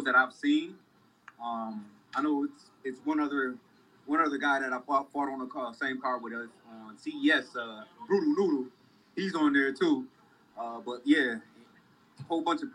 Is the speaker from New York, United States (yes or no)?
yes; Rochester, New York, United States; I'm from Rochester, man. We not that far away from Canada, Niagara Falls